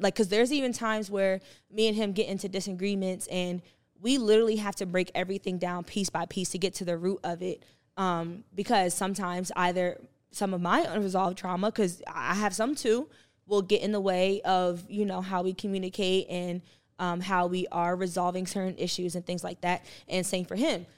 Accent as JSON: {"language": "English", "region": "New Jersey", "country": "United States", "said": "I'm from Jersey"}